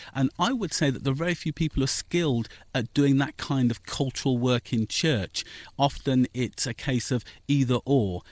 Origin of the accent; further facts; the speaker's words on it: Northampton, East Midlands, United Kingdom; also born or lived in Wellingborough; I was born in Northampton